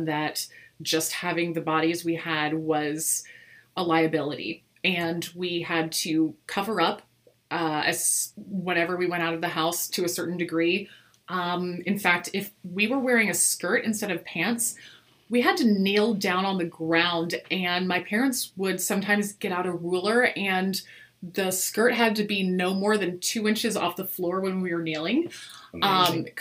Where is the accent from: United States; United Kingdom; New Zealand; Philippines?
United States; East Coast; I was born on the East Coast in a very conservative evangelical